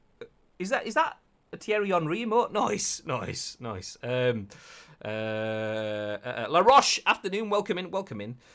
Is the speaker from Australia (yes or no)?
no; Yorkshire and the Humber, United Kingdom; accent: Yorkshire; my Yorkshire accent